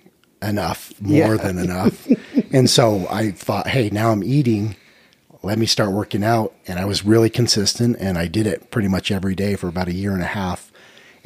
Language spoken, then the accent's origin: English; Sandy, Utah, United States; I'm from Sandy, Utah